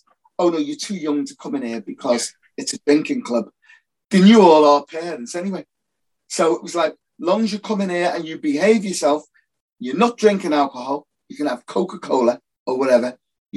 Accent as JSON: {"language": "English", "town": "Liverpool", "region": "North West England", "country": "United Kingdom", "tie": "born or raised there", "said": "I grew up in Toxteth in Liverpool."}